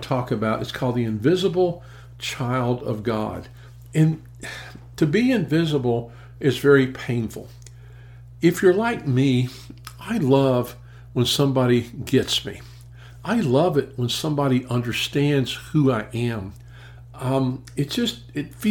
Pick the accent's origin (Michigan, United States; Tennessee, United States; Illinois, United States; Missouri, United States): Tennessee, United States; Memphis; in my hometown of Memphis, Tennessee